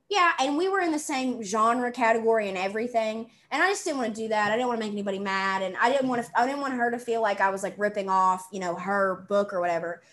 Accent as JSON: {"language": "English", "region": "the South", "country": "United States", "accent": "southern", "said": "i'm from the south"}